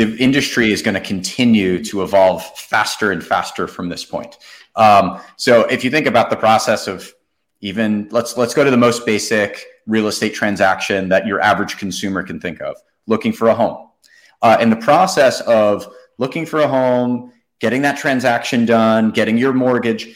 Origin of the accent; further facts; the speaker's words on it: New York City area, New Jersey, United States; growing up in the New York City area, where my dad was a commercial real estate broker